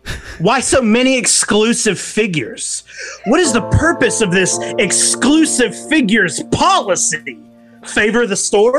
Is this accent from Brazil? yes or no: yes; Brazil; I'm from Brazil, and for me, it's much more difficult to buy these exclusive pictures.